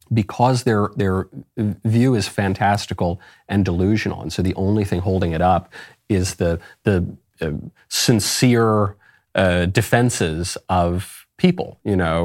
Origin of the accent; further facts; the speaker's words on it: New York, United States; I grew up in New York